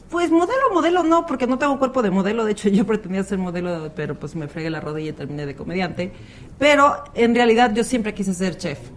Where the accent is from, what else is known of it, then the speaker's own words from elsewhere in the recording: Veracruz, Mexico; accent: jarocha; also born or lived in Orizaba; Nací en Tierra Veracruz, me quedo en Orizaba y toda mi familia está en el puerto. O sea, yo tengo años que voy al puerto y ahí me quedo